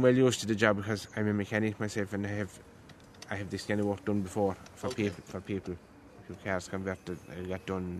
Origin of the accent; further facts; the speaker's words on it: Croom, Munster, Ireland; Crome in County Limerick.